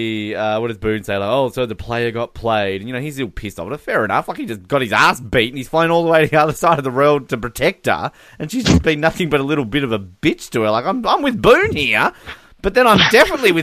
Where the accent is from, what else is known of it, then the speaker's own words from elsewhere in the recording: Australia; accent: Australian; We are Australian. I'm a little bit, you know, feminine-sounding Australian